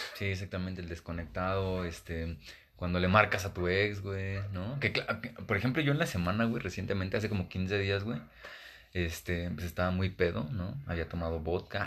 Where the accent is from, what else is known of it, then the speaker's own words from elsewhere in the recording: Ecatepec, State of Mexico, Mexico; venimos de acá, ¿no? Que venimos de Catepec